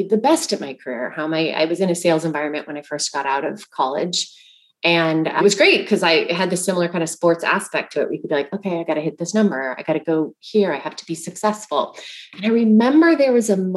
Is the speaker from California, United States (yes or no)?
yes; Bakersfield, California, United States; when I was a little girl, I grew up in Bakersfield, California